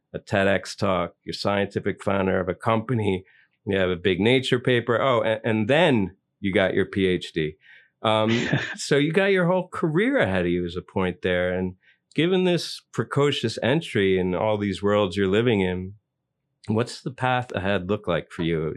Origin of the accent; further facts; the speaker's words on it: New York, United States; are you a born New Yorker like me?